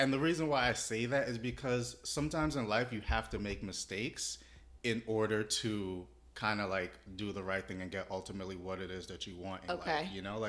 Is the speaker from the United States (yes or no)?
yes; New York City, New York, United States; moved away as an adult; now in Florida, United States; Well, I'm from Brooklyn, New York originally. Moved to Florida back in 2007.